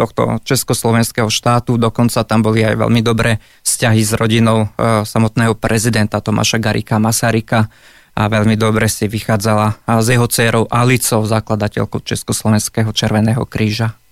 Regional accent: Stará Turá, Trenčín Region, Slovakia; Vyrastal som v Starej Ture

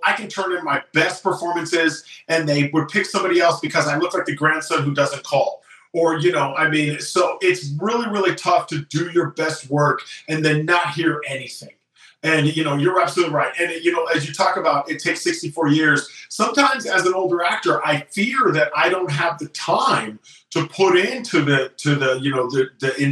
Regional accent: the Bay Area, California, United States; now in Los Angeles, United States; I'm from the Bay Area

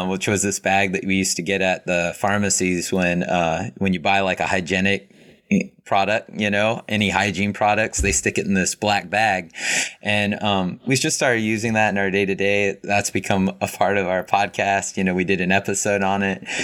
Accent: Los Angeles area, California, United States; moved away as an adult; now in Japan; I'm from California, uh, the Los Angeles area

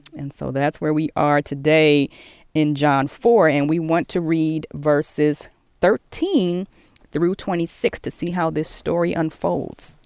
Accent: Maryland, United States; I grew up in Maryland and I went to Catholic schools

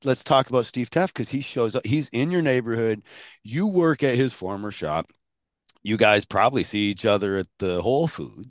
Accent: Canada; I mean, as a Canadian, I know they kind of look down on us and laugh.

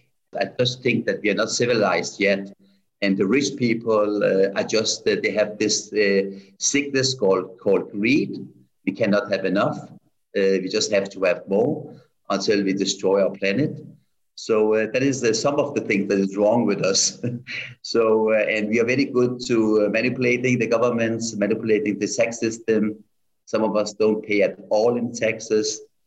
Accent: Copenhagen, Capital Region of Denmark, Denmark; English is a second language; also born or lived in Tehran, Iran / Vienna, Austria; I was born in 61 in Tehran, Iran. But when I was only 8 years old, my mama took me and my four siblings to Austria, Vienna first for 1 year, and then Copenhagen.

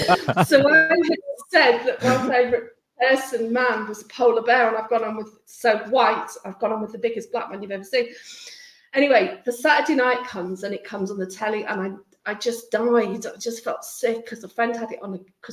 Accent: Wales, United Kingdom; And I just moved down south from North Wales at that point.

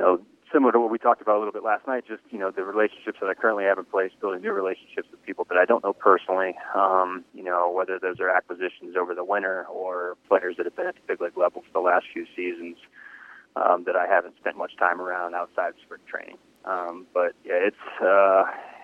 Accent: Sarasota, Florida, United States; being that I grew up in Southwest Florida, the ties to the Bay Area, and growing up in Sarasota

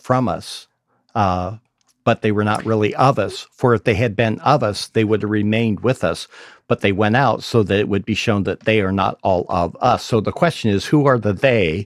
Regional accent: Idaho, United States; I grew up in Idaho

